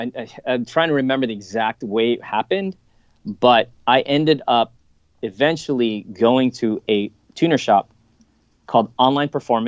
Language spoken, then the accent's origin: English; Japan; those kinds of things I grew up with in Japan. And I remember watching those as a kid